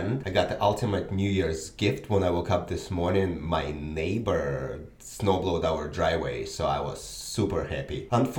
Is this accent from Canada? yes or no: no; Belarus; now in United States; I'm from Belarus